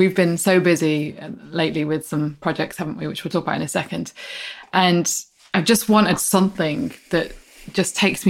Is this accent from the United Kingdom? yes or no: yes; Midlands, United Kingdom; also born or lived in Barnsley, Yorkshire and the Humber; You're a Midlander. Well, yeah, but I was born in Barnsley